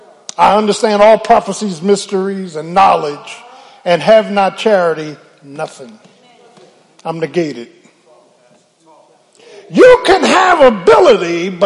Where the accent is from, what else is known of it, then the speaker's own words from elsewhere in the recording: Philadelphia, Pennsylvania, United States; Can I get a witness? Yeah, I'm from Philly.